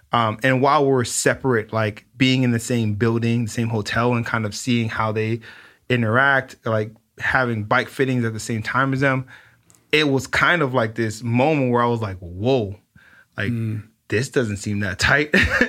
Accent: Los Angeles, California, United States; And, you know, growing up in South Central and kind of understanding that you live this life of having to be very careful

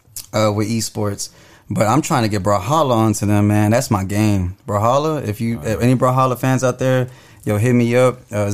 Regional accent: Dallas, Texas, United States; I mean, South Dallas and East Dallas are like cousins, basically. But yeah, no, I'm right there by, more close to Taco Loco.

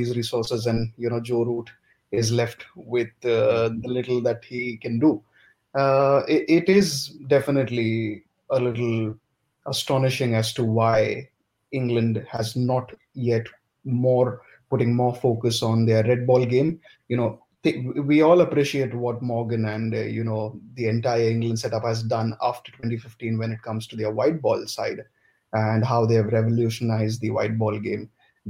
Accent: India; as an Indian fan, I would want India to give Siraj one more test

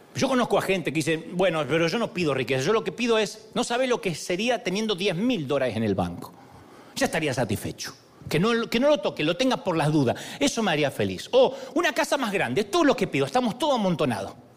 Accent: Argentina

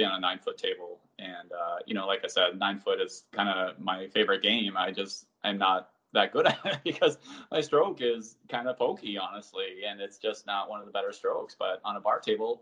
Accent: Minnesota, United States; also born or lived in Colorado / Texas; now in Maryland, United States; growing up in Minnesota

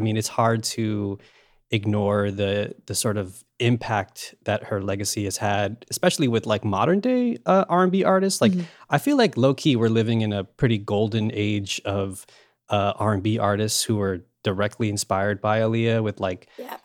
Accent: New York, United States; born and raised in New York

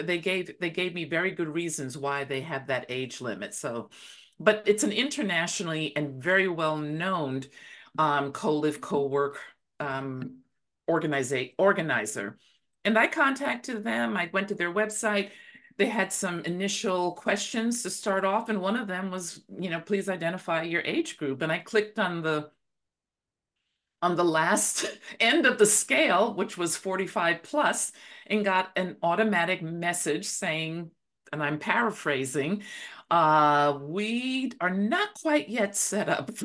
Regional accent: Belize; now in Dallas, United States; I'm originally from Belize, by the way. That's where I really call my home.

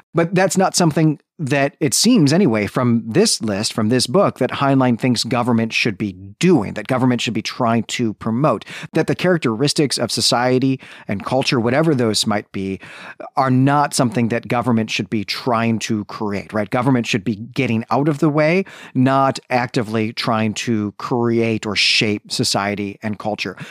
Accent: Illinois, United States; in my high school, growing up in Illinois

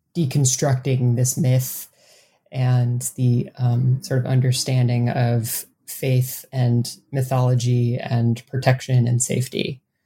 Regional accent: Mount Horeb, Wisconsin, United States; moved away as an adult; My hometown is a really um, kind of strange and interesting place, and that's something I didn't really appreciate, I think, when I was growing up there. Um, I was born and raised there. I lived there for 18 years

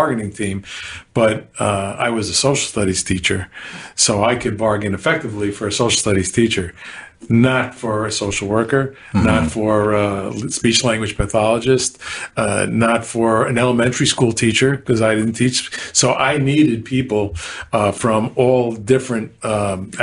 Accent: New York, United States; now in Florida, United States; I'm a New Yorker

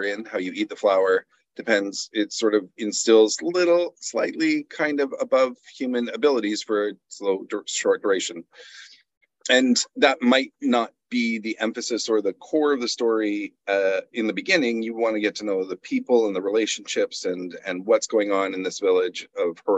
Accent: Canada; I'm Canadian

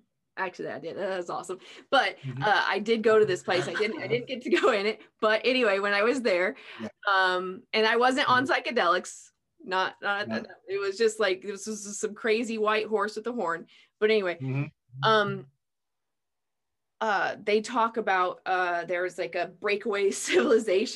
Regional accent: New Mexico, United States; I'm from New Mexico originally

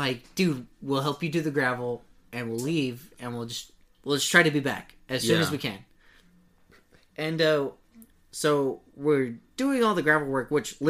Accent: Texas, United States; as a Texan

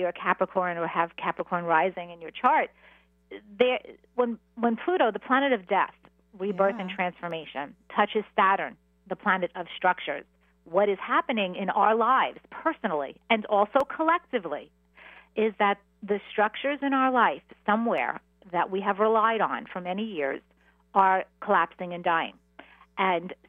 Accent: New York City, New York, United States; I grew up, I'm a Queens girl

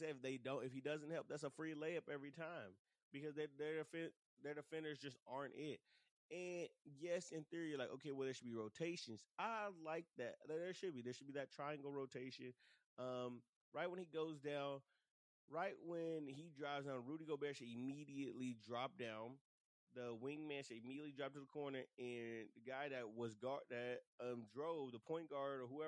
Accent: Dallas, Texas, United States; now in San Antonio, United States; Shout out to hometown Dallas. Y'all know that's my origins. That's where I come from. That's my hometown and everything.

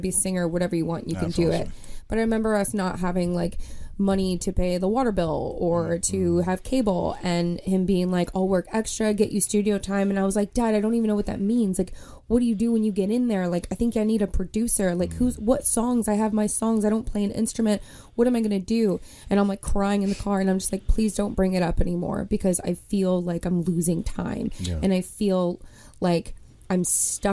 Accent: Kansas, United States; moved away as an adult; also born or lived in Elizabeth, New Jersey; now in New York, United States; I grew up in Kansas for about 18 years, graduated from KU, Rock Chalk

